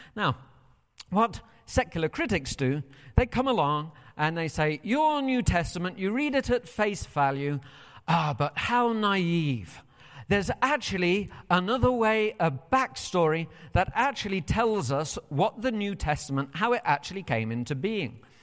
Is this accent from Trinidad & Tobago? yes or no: no; United Kingdom; moved away as an adult; now in United States